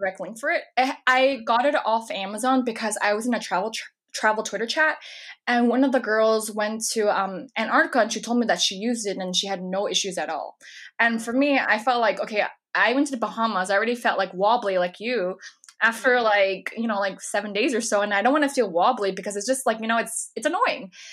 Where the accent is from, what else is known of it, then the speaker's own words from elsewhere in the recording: California, United States; now in New York, United States; I'm from California originally